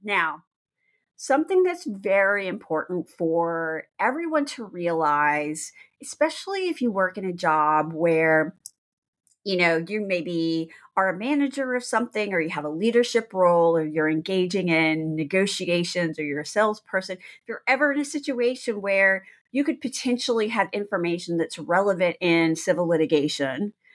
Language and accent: English; Texas, United States; moved away as an adult; also born or lived in New Orleans, Louisiana / Washington, D.C. area; I'm from Texas, I'm a native Texan from a very small town.